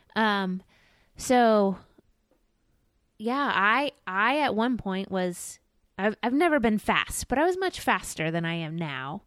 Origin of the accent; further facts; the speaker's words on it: Florida, United States; I'm a Floridian